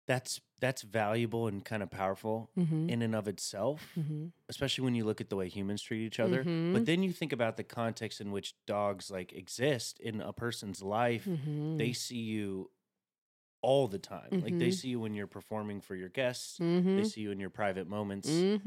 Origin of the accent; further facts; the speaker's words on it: Chattanooga, Tennessee, United States; I'm from Chattanooga, Tennessee, so I say any.